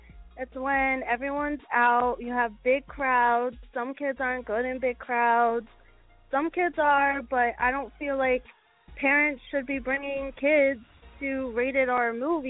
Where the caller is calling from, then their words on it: Livingston, New Jersey, United States; I'm calling from, currently I'm in Livingston, New Jersey.